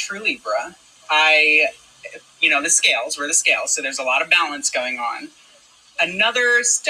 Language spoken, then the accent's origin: English; Toms River, New Jersey, United States; now in Philadelphia, United States; Originally from Toms River, New Jersey.